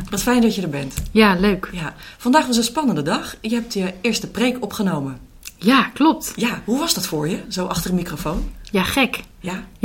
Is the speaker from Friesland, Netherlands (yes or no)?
no; Hardinxveld-Giessendam, South Holland, Netherlands; Ehm, ik kom uit Hardingsveld.